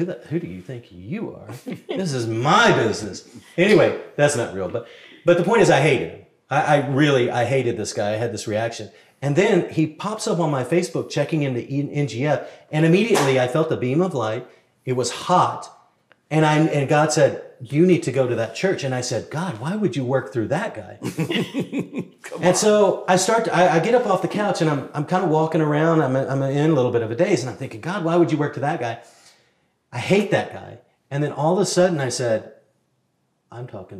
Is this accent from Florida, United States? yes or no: no; Texas, United States; I was from Texas